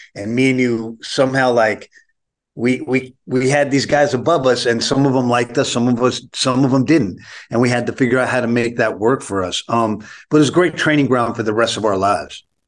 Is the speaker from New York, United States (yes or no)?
yes; New York City, New York, United States; I, I grew up on the Lower East Side of Manhattan.